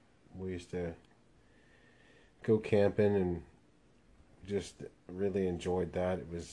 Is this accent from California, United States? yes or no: yes; Torrance, California, United States; moved away; In California, Los Angeles area. I was born in Torrance, California, and January 31st, 1973.